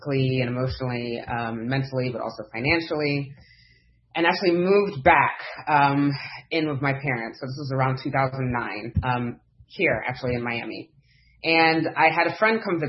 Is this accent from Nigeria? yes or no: yes; Nigeria; I was born in Nigeria, raised to Nigerian parents who were very Christian